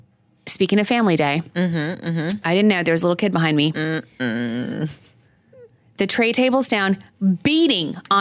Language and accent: English; Texas, United States; now in Long Island, United States; I'm originally from Texas